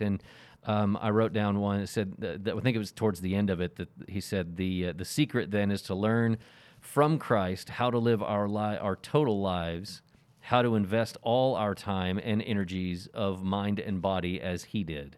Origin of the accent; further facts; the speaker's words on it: the Bible Belt, United States; growing up in the Bible Belt and in a Baptist church